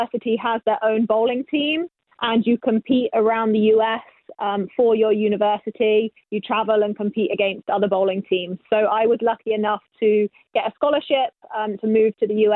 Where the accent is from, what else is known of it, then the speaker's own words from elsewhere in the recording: England, United Kingdom; moved away as an adult; now in United States; I grew up bowling in England